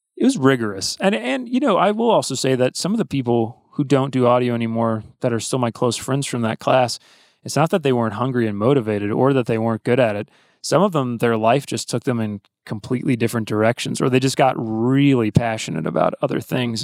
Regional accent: Athens, Georgia, United States; my dad's a university professor at University of Georgia, which is why I grew up in Athens

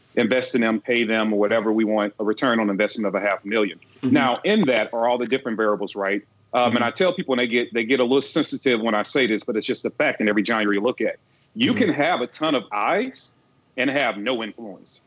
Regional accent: Midwest, United States; now in Georgia, United States; I'm from the Midwest. I'm used to the cold

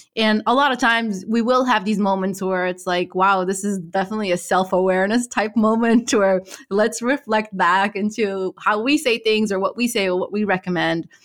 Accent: Morocco; moved away; I'm originally from Morocco

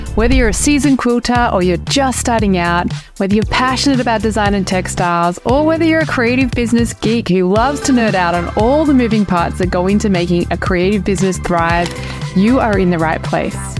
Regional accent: Australia; now in Europe; I'm an Australian. I live in Europe

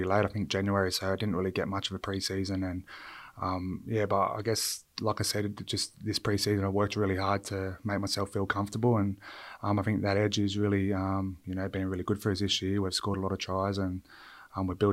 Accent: Illawarra, New South Wales, Australia; moved away as an adult; also born or lived in Townsville / Sydney; where I grew up down in Illawarra

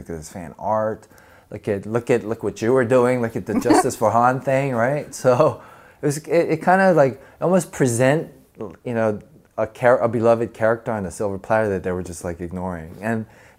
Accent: Georgia, United States; moved away; as a kid, growing up in the South, I grew up in Georgia

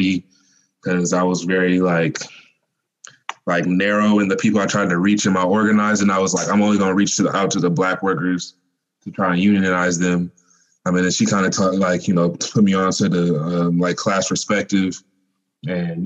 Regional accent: Mobile, Alabama, United States; I was born in Mobile, Alabama

